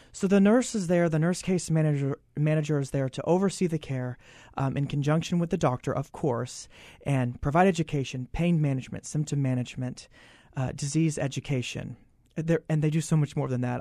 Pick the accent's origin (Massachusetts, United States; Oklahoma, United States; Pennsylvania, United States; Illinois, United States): Oklahoma, United States; moved away; I'm originally from Oklahoma